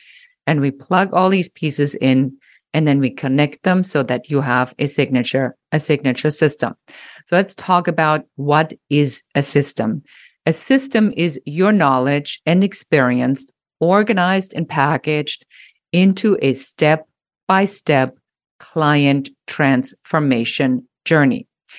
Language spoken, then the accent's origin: English; Germany; English is a second language; moved away; I'm originally a trained photographer and I came from Germany